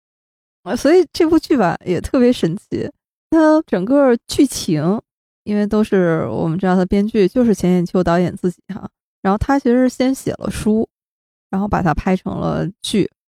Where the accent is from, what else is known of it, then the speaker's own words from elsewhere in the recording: Shenyang, Liaoning, China; 我们都是沈阳人啊，都是沈阳老乡